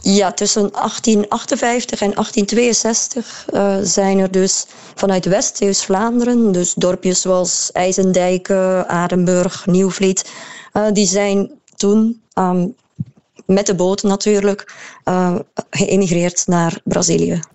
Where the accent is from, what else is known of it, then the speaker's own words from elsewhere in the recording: Maldegem, Flanders, Belgium; accent: Maldegem dialect; dat hoor je nu nog heel veel in het dialect waar, waar ik vandaan kom, Maldegem